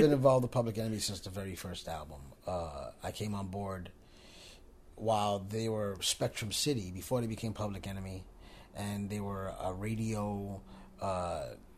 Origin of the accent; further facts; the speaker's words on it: New York City, New York, United States; moved away; also born or lived in Long Island; I'm from the Bronx originally before I moved to Long Island